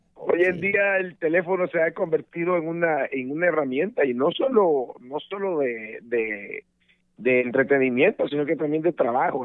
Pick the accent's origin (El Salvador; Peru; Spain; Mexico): El Salvador; moved away as an adult; desde El Salvador, mi país de origen